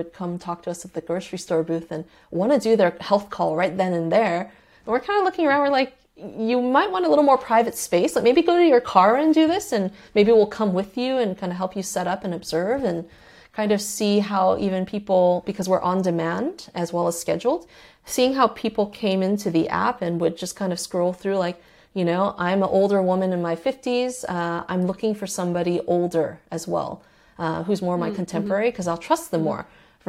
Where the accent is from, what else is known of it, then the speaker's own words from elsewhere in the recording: Mexico City, Mexico; She's from Mexico City. I'm also from Mexico City, or my mother's also from Mexico City.